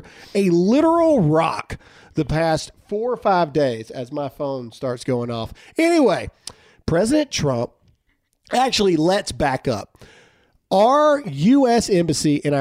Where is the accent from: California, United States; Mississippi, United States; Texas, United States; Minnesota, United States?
Mississippi, United States; I was from Mississippi